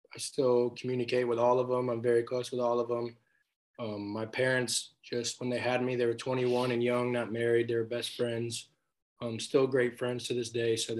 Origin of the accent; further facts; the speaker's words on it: Texas, United States; also born or lived in Tunkhannock, Pennsylvania; I was born in Tunkhannock, Pennsylvania, and actually moved down to Texas with my mom when I was about one